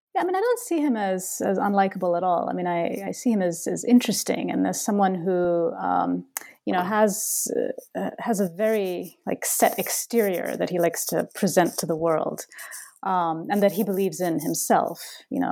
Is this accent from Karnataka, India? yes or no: yes; Bangalore, Karnataka, India; moved away as an adult; now in Boston, United States; Bangalore, my my hometown